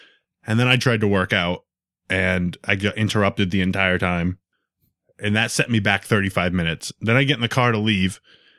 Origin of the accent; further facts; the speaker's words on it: Rhode Island, United States; And I'm from Rhode Island. So now he's like, all right, why is this kid in Massachusetts?